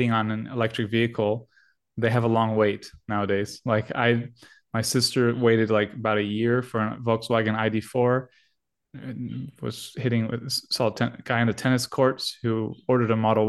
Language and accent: English; United States; we're American